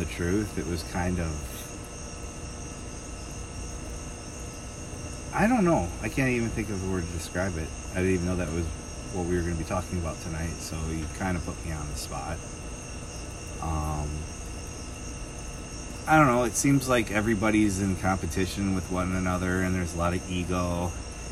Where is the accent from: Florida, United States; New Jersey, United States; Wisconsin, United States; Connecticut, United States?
Wisconsin, United States; Middleton; also born or lived in Madison, Wisconsin / Kankakee, Illinois; moved back to Middleton when Capital Brewery was opening. And that's where I spent my entire childhood